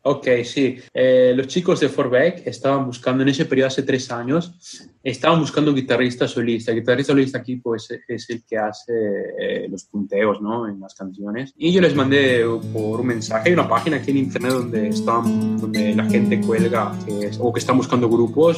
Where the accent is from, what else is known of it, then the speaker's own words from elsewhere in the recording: Moquegua, Peru; moved away as an adult; now in Vicenza, Italy; yo soy el único peruano